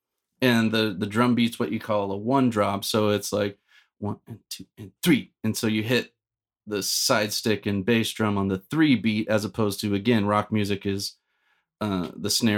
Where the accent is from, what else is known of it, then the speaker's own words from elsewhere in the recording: Orange County, California, United States; So I grew up in Orange County